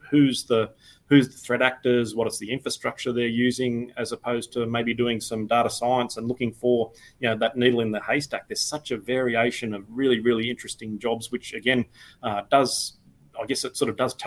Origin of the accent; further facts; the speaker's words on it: Australia; I started out as an information technology officer with our Australian Department of Defence